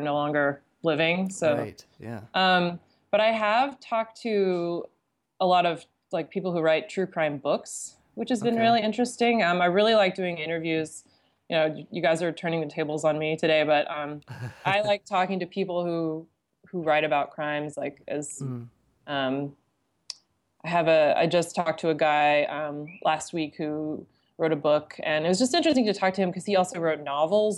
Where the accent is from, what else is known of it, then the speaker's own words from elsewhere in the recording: Seattle, Washington, United States; I was born in Seattle